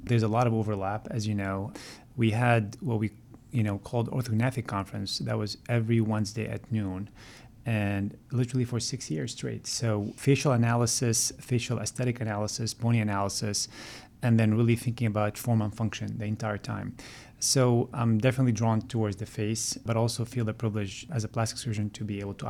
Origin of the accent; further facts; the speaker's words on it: Montreal, Quebec, Canada; I grew up in Montreal and influenced by my siblings, to be honest with you, to go into dental school.